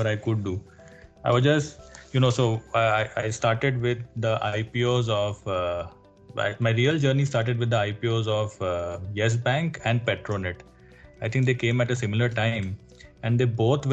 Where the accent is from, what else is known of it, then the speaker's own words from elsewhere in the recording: Mumbai, Maharashtra, India; I've actually born and brought up in Mumbai.